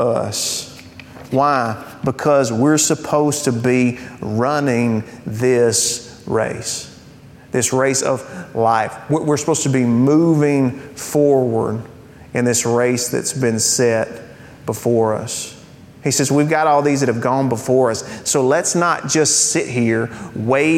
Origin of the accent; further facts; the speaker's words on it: United States; I'm a Christian who is an American